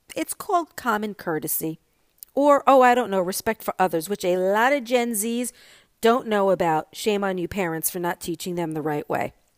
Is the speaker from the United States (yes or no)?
yes; New York, United States; now in Florida, United States; I am a New Yorker and I'm a New York driver